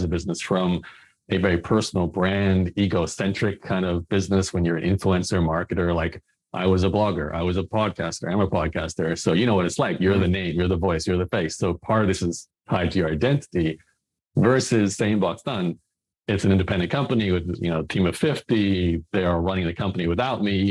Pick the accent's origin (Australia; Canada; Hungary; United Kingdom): Australia; Brisbane, Queensland; I was born in Australia, in Brisbane